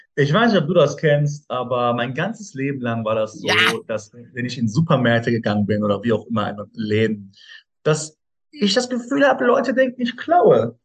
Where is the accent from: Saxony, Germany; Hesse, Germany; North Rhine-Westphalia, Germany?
North Rhine-Westphalia, Germany; Ruhr area; Ruhrpott ist meine Heimat, wo ich herkomme